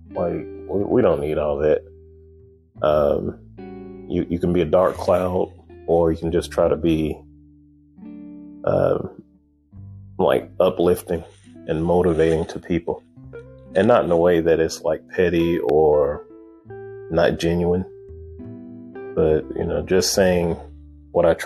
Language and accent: English; Chicago, Illinois, United States; born there; I was born in Chicago, Illinois.